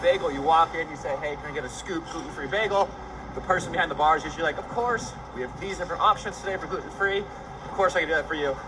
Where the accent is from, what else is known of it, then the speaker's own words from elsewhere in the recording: Los Angeles, California, United States; I'm from Los Angeles